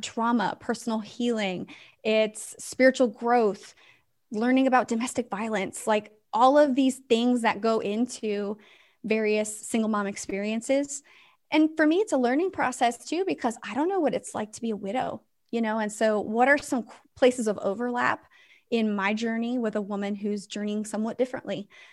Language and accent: English; West Coast, United States; now in Tennessee, United States; I live in Tennessee, but I'm originally from the West Coast